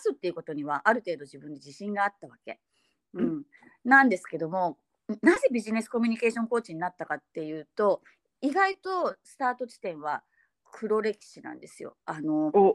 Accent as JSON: {"language": "Japanese", "region": "Fukuoka", "country": "Japan", "accent": "Hakata dialect", "said": "急に博多弁になる"}